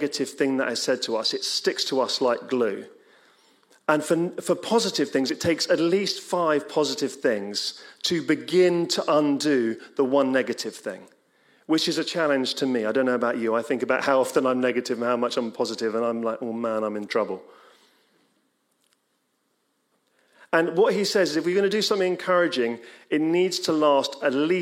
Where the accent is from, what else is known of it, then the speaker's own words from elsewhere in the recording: England, United Kingdom; We're English